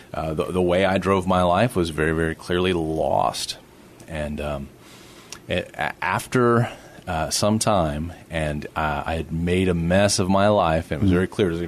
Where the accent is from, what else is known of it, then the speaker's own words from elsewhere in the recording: Corpus Christi, Texas, United States; also born or lived in San Marcos, Texas / Austin, Texas; now in San Antonio, United States; I was born and raised in Corpus Christi.